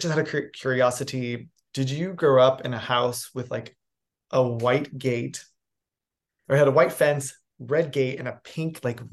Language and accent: English; New York City, New York, United States; moved away as an adult; also born or lived in New England; now in Los Angeles, United States; I'm a New England born boy. I grew up in New York City, and then I became like an adult here in Los Angeles